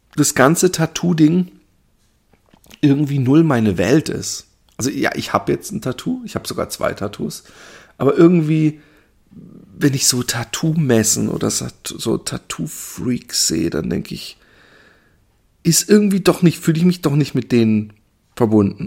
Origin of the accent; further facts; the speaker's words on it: Germany; ich bin ja Deutscher